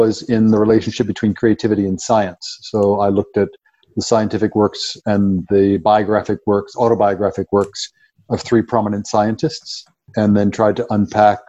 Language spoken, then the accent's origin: English; Ohio, United States; moved away as an adult; also born or lived in Chicago, United States; now in South Africa; I grew up in the Midwest in a small town in Ohio